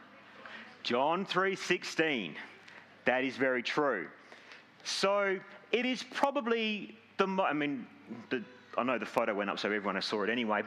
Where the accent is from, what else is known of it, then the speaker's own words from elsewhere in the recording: Langford, Western Australia, Australia; now in Gosnells, Australia; I grew up in Langford, don't judge me